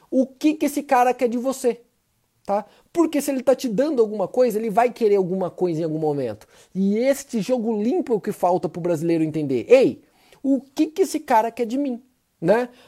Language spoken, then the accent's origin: Portuguese; Maringá, Paraná, Brazil; Cortella, por sinal, é nascido em Londrina. Eu sou de Maringá.